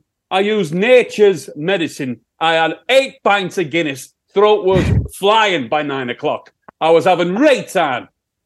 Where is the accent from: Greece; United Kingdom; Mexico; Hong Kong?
United Kingdom; Yorkshire and the Humber; accent: Sheffield; That's my Sheffield accent, I think.